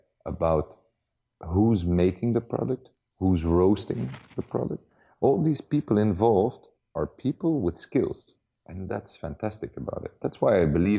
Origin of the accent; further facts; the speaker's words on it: Antwerp, Flanders, Belgium; because I'm from Antwerp